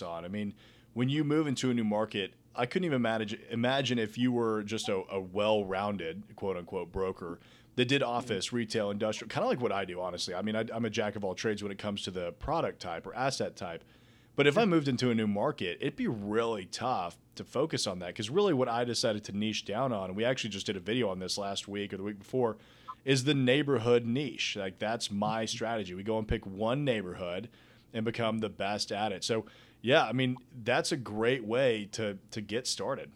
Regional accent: Nashville, Tennessee, United States; growing up in Nashville

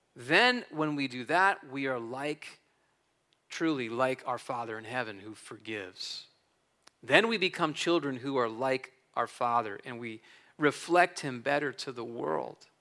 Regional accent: New Jersey, United States; moved away as an adult; also born or lived in California; I was born and raised in North Jersey, so I'm, I'm a Jersey guy through and through.

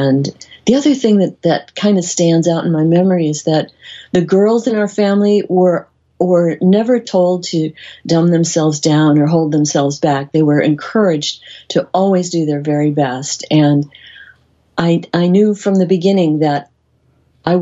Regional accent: Midwest, United States; I grew up in the Midwest in a very large family

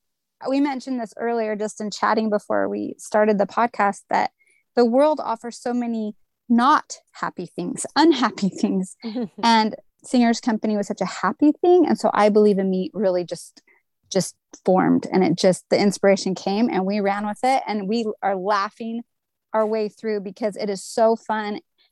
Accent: California, United States; And I'm born and raised in Southern California. And we are a beach family. We love it so much.

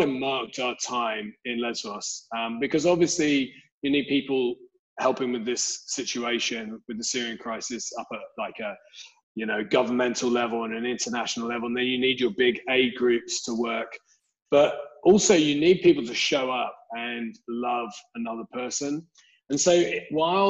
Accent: London, United Kingdom; I'm originally from Southeast London. I grew up there

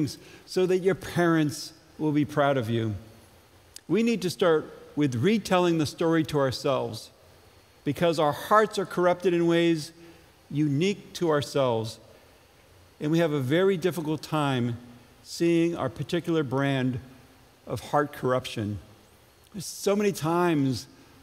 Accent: Ledyard, Connecticut, United States; moved away; growing up in Ledyard

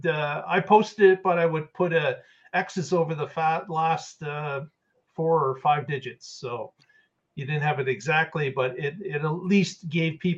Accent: Canada; being a Canadian

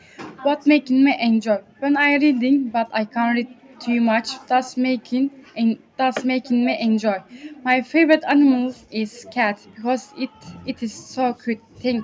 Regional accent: Turkey; English is a second language; moved away; I am 13 years old. I am from Turkey.

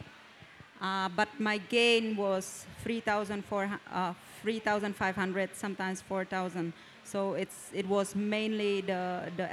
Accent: Van Ban, Lào Cai, Vietnam; I'm actually not from Sapa. I'm from Van Ban, which is Lao Cai district, Lao Cai province.

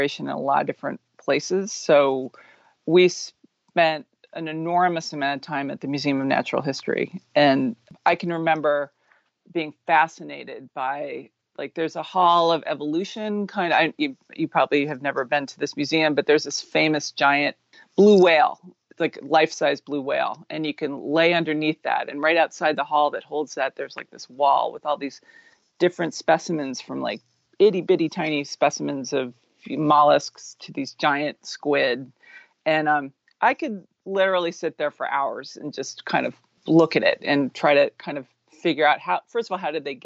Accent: New York City, New York, United States; I'm from New York. I'm from New York City. I grew up in the 70s and 80s in gritty New York City

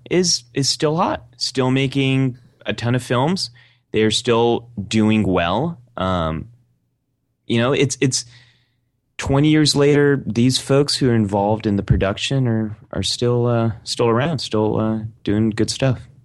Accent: Bay Area, California, United States; I grew up in Bay Area

